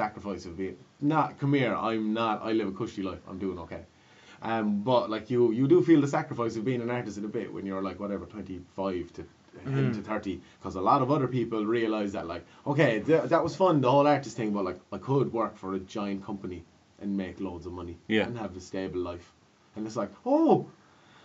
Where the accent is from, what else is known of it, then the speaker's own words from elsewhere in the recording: Clonlara, Munster, Ireland; I'm from Clonlara / Limerick. I got a lot of Limerick heritage. I'm not from Lahinch.